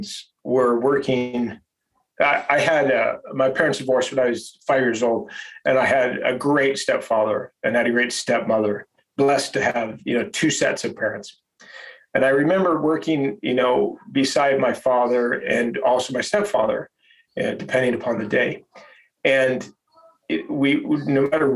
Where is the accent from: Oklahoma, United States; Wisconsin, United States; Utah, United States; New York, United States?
Utah, United States; Holladay; I grew up in Holiday, Utah, which is a suburb of Salt Lake City.